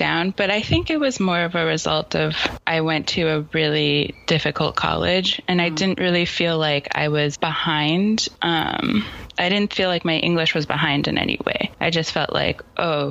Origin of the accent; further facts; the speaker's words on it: Chicago, Illinois, United States; moved away as an adult; now in Los Angeles, United States; I was born and raised in Chicago